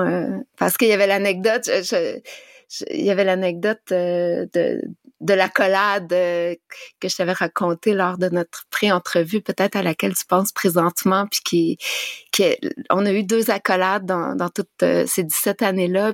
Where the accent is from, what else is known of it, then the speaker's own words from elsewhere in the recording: Abitibi, northern Quebec, Canada; moved away; je viens de la BTB